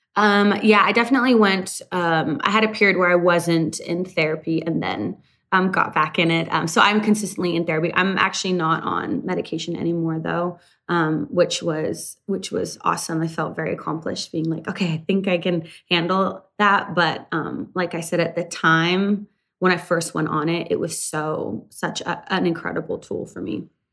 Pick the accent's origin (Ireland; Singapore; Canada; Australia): Canada; moved away; I'm originally from Canada and started my career up in Canada